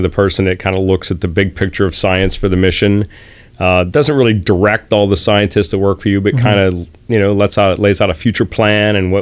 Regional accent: western Pennsylvania, United States; moved away as an adult; also born or lived in Amsterdam / Tucson, Arizona; now in California, United States; I grew up in western Pennsylvania in a coal mining train town of 400 people

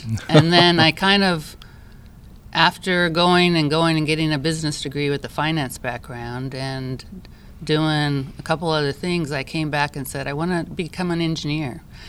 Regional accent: Japan; I grew up in Japan, and so when you grow up overseas, you realize that it's really is a world community.

